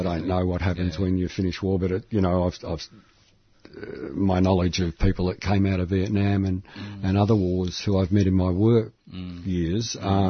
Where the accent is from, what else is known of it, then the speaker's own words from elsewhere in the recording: Melbourne, Victoria, Australia; I was born in Elwood.